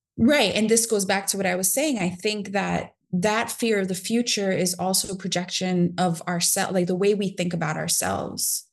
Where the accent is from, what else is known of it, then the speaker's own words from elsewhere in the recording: New York City, New York, United States; I grew up in New York City in a time where it was like, yeah, it was kinda dangerous